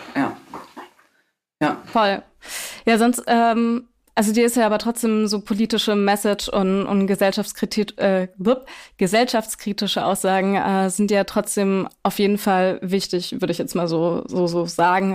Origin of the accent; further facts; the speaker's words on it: Schwäbisch Gmünd, Baden-Württemberg, Germany; in meiner, in meiner Heimatstadt aufgetreten, Schwäbisch Gmünd